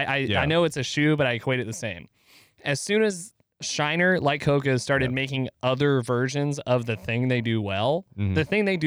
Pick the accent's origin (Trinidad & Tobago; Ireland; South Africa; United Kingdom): Ireland; I'm Irish. That's why you can't understand me.